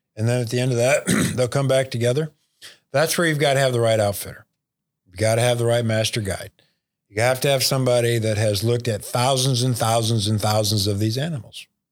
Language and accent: English; Unionville, Michigan, United States; moved away; growing up just outside of Bay City and Unionville there, Unionville Seaboard Area High School.